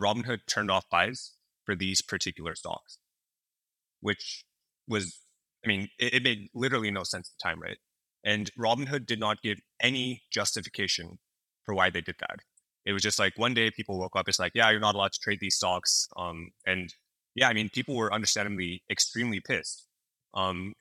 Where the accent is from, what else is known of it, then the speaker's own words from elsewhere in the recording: San Francisco Bay Area, California, United States; I grew up in the San Francisco Bay Area